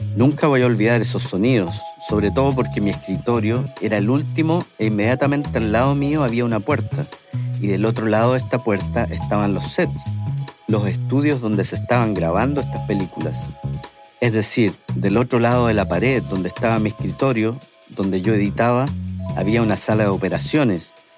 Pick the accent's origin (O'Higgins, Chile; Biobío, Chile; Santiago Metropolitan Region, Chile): Santiago Metropolitan Region, Chile; Santiago; moved away as an adult; now in San Francisco, United States; siendo chileno